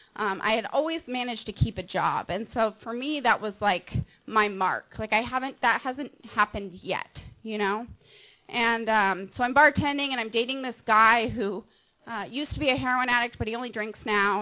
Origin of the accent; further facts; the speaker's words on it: Montana, United States; now in Mission Viejo, United States; I'm from Montana, and I grew up in Montana